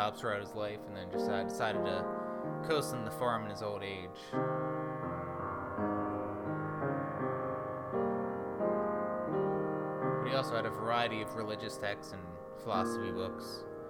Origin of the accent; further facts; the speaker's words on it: Wisconsin, United States; Telling them that I lived in, that I came from Wisconsin, and told them my story